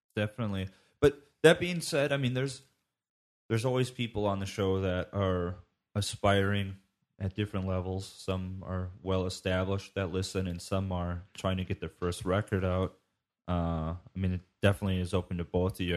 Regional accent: United States; being an American

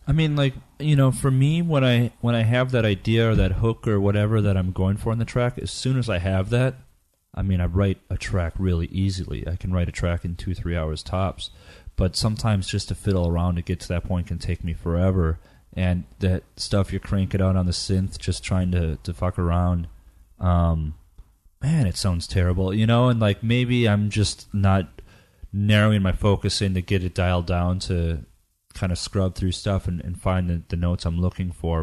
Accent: United States; I was from the Northwoods

